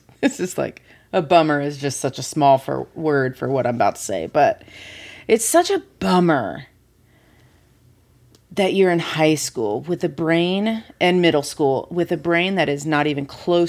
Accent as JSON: {"language": "English", "region": "Kansas", "country": "United States", "tie": "born or raised there", "said": "I grew up in Kansas"}